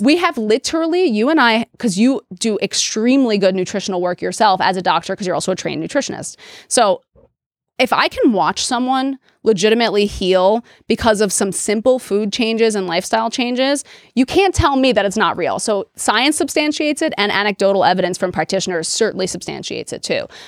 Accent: New York City, New York, United States; also born or lived in Delaware; I grew up in New York City in Queens, which was a super diverse place

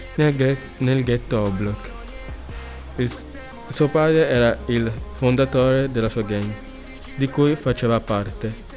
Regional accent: Italy; ho 17 anni, sono nato in Italia

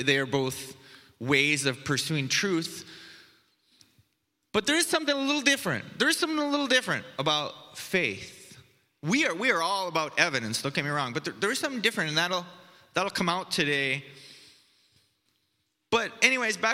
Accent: United States; moved away; I come from the United States

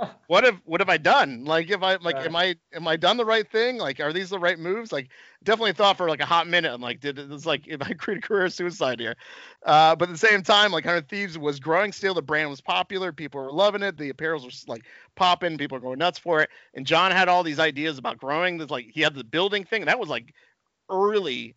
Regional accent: New York, United States; I'm like a New Yorker guy

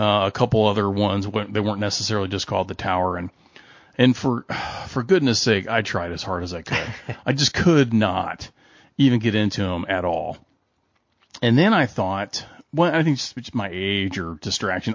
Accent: Kentucky, United States; as someone from Kentucky who is always confused by Kentuckians

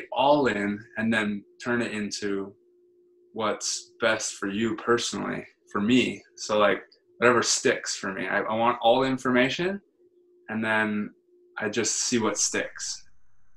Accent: Hawaii, United States; moved away as an adult; now in California, United States; I'm born and raised in Hawaii

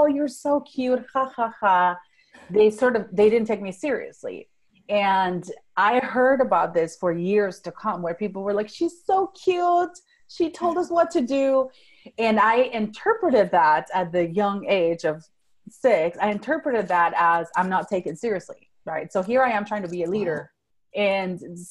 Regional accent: Venezuela; first language Spanish; English is a second language; moved away as an adult; now in Fort Worth, United States; So I was born and raised in Venezuela. That's South America. I grew up speaking Spanish, and then later on I spoke Italian up until age 15. So English is my third language.

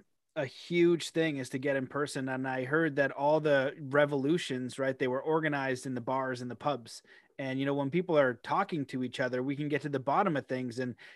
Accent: Canada; I've had like mixed feelings being a Canadian

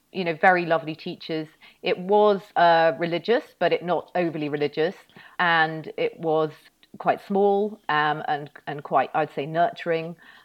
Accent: North West England, United Kingdom; Yes, well, I was brought up in the Northwest and I went to my local primary school.

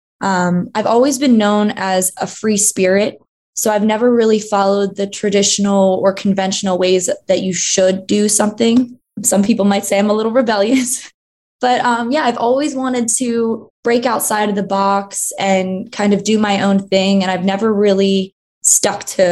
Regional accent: King of Prussia, Pennsylvania, United States; outside of Philly

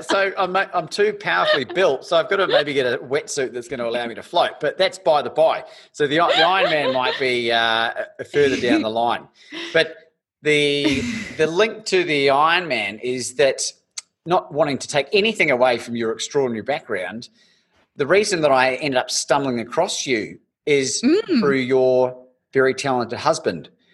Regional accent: Christchurch, Canterbury, New Zealand; growing up in Christchurch in New Zealand

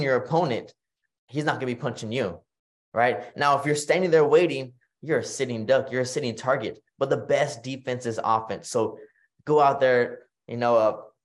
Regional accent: Kingsville, Texas, United States; here in my town, my hometown of Kingsville, Texas

